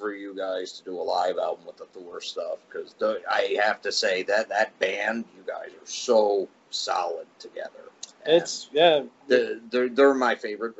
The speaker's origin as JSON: {"language": "English", "region": "New Jersey", "country": "United States", "tie": "born or raised there", "said": "I remember, you know, living and growing up in Jersey"}